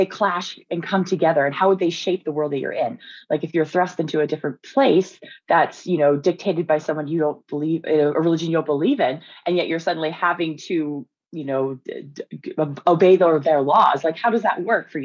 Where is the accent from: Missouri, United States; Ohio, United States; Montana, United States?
Montana, United States; moved away; I'm from Montana and kind of like the Northwest.